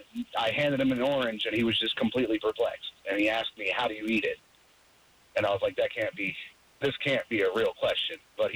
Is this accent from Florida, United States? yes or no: yes; Florida, United States; also born or lived in Kentucky; I'm from Florida. We have oranges everywhere.